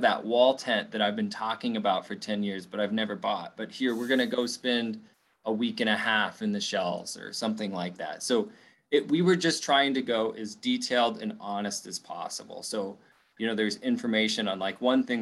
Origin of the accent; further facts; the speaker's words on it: Winnemucca, Nevada, United States; I grew up in Winnemucca, right? A smaller town in Northern Nevada